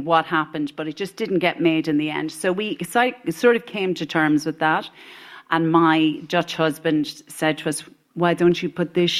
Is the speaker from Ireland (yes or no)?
yes; Ireland; the big fine Irish lass that I am.